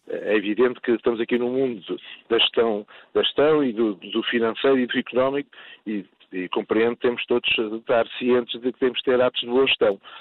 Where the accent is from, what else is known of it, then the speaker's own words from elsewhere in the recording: Portugal; Como português